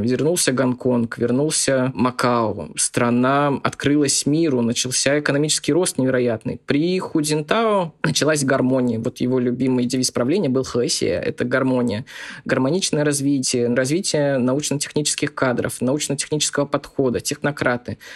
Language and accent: Russian; Zabaykalsky Krai, Russia; я из Забайкальского края, и мы очень часто ездили в Манчжурию закупаться товаром